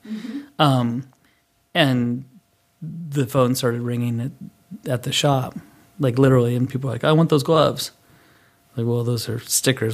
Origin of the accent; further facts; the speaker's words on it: Boulder, Colorado, United States; I grew up in Boulder, Colorado